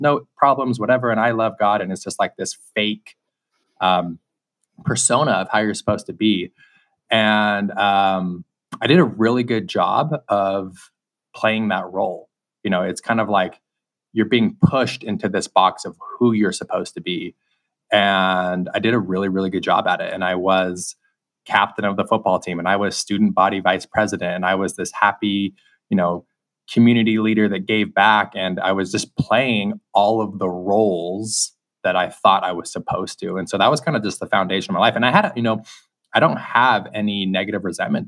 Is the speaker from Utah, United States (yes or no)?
yes; Salt Lake City, Utah, United States; I grew up in Salt Lake City, Utah, and I was raised in a bubble